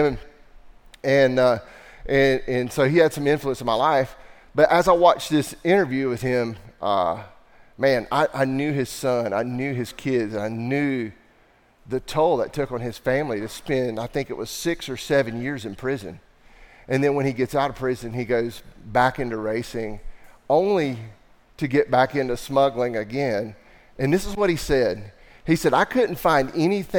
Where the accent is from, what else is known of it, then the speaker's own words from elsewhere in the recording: the Bible Belt, United States; I'm from the Bible Belt